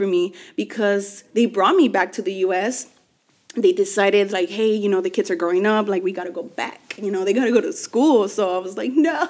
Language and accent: English; Los Angeles, California, United States; also born or lived in Mexico; I'm from